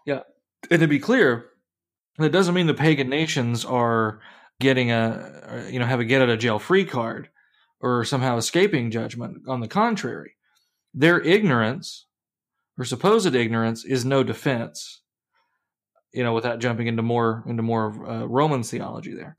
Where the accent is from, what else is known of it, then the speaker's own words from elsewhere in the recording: Kentucky, United States; now in Iowa, United States; I grew up in Kentucky